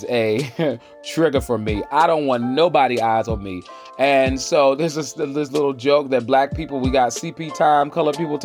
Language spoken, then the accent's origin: English; the South, United States; moved away as an adult; First of all, I came from the South